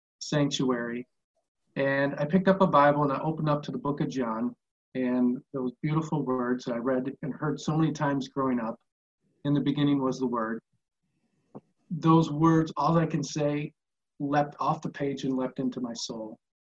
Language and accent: English; Holland, Michigan, United States; growing up in Holland, Zeeland area in West Michigan, grew up in a Christian family.